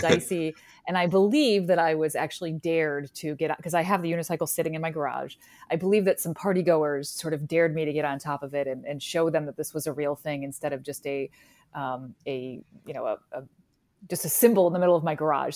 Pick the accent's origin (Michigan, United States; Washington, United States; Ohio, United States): Ohio, United States; Parma; also born or lived in Cleveland, Ohio; So I was actually born and raised here in Cleveland. I grew up in Parma, Ohio